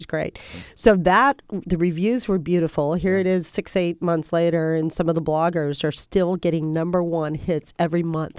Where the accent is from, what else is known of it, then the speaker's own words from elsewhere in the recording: Texas, United States; I'm a Texan